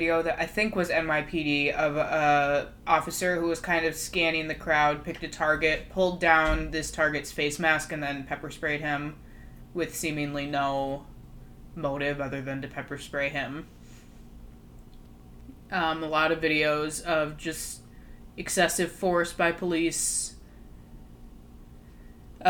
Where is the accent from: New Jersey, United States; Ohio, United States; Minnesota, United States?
Minnesota, United States; Brooklyn Park; our suburb, we're from Brooklyn Park